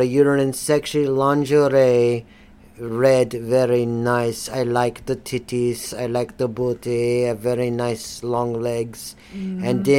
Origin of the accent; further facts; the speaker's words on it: Florida, United States; No, I'm not. I've been born and raised in Florida. I've been here for all my life until I came from North Carolina.